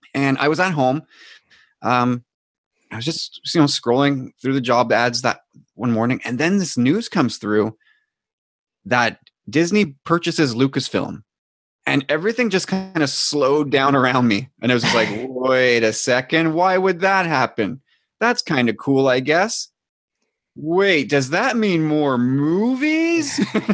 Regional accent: Quebec, Canada; As a Quebecer

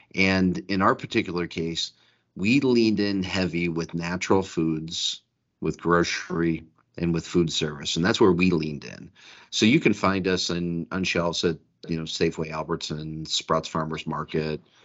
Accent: Detroit, Michigan, United States; I grew up in Detroit

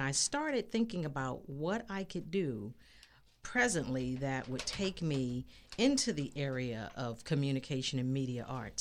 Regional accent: Los Angeles, California, United States; I grew up in Los Angeles, L

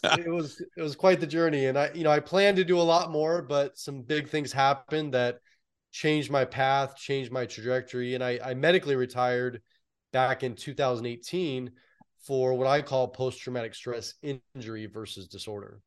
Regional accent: San Francisco Bay Area, California, United States; born or raised there

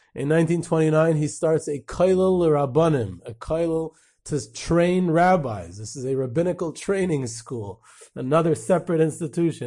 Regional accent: United States; I grew up in Muncie

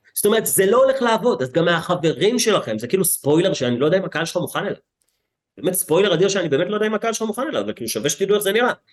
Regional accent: Herzliya, Tel Aviv District, Israel; גדלתי בהרצליה כמו איזה ילד מפונפן שהיה בצופים

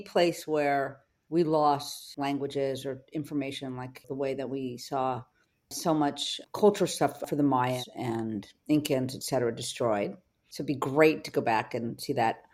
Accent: Los Angeles, California, United States; I grew up in Venice, California, in Venice High School

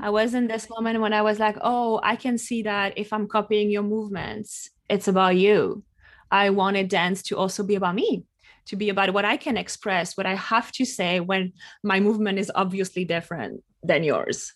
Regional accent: west coast of France, close to La Rochelle, Nouvelle-Aquitaine, France; now in New York City, United States; I'm from France, uh, from the west coast of France, close to La Rochelle. Uh, and right now I'm based in New York City

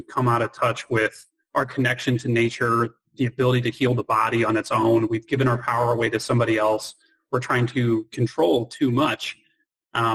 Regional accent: United States; being an American

